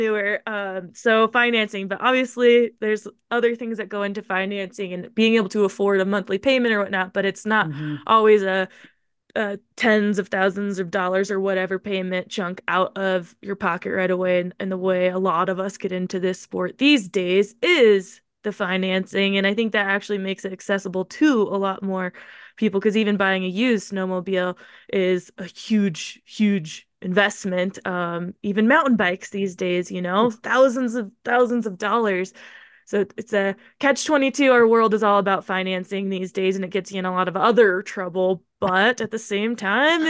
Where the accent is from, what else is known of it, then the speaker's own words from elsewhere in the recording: Tacoma, Pacific Northwest, United States; I'm from the Northwest